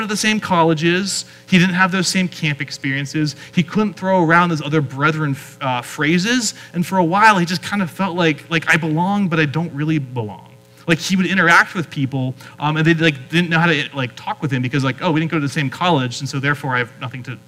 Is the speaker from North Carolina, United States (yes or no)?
no; Pennsylvania, United States; moved away; where I grew up in Pennsylvania